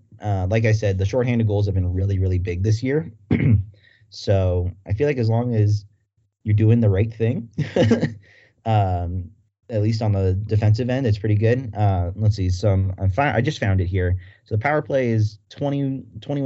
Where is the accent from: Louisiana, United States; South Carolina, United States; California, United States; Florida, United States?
California, United States; as someone who was born and raised in California like myself